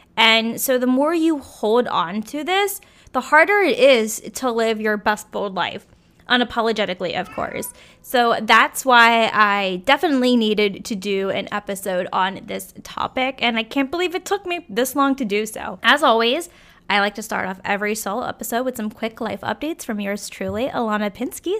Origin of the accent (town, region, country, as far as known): Virginia, United States; born or raised there; moved away